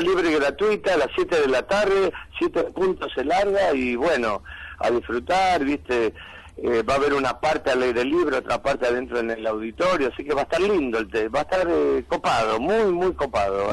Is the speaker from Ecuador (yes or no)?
no; Argentina